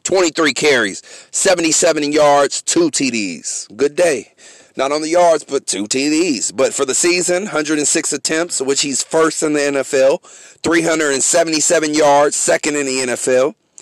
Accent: San Francisco, California, United States; I'm from San Francisco. I'm a 49er fan.

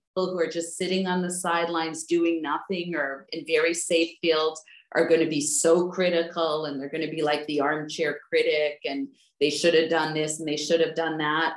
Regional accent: Winnipeg, Manitoba, Canada; moved away; when I grew up, I grew up in Winnipeg

